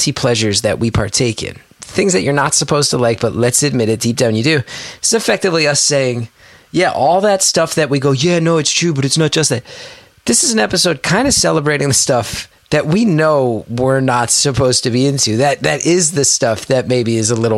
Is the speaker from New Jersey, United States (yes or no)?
yes; West Orange, New Jersey, United States; growing up in West Orange, New Jersey, amongst three friends